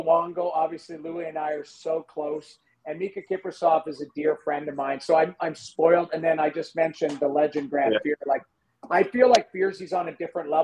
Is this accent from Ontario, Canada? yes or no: no; St. Albert, Alberta, Canada; moved away; I grew up in St. Albert. I lived on Butterfield